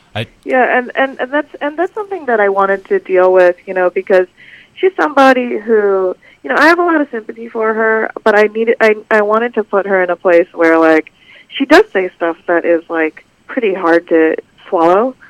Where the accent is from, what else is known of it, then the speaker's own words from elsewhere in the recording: Los Angeles, California, United States; I'm Korean American and I grew up